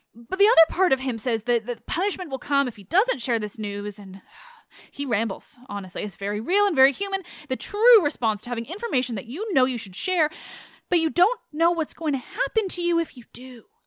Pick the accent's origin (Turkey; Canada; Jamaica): Canada; I'm Canadian